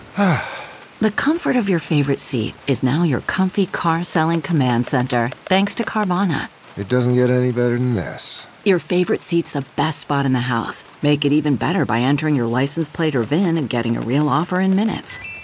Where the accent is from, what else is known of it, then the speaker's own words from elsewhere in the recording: New York, United States; I'm from New York